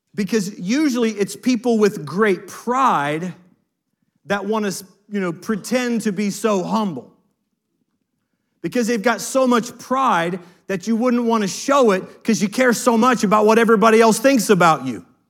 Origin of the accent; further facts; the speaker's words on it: United States; as an American